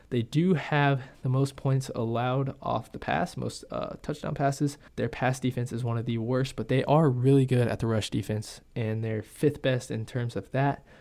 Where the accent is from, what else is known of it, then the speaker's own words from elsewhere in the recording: Seattle, Washington, United States; I'm from Seattle